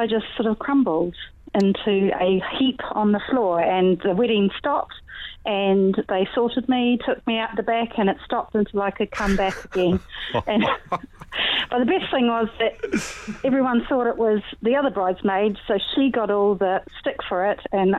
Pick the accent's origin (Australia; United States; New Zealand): New Zealand; I'm from New Zealand, so I wasn't used to it.